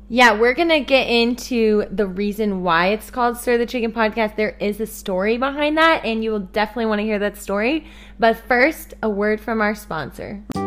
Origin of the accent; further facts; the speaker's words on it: Kansas City, Missouri, United States; I'm from Kansas City, Missouri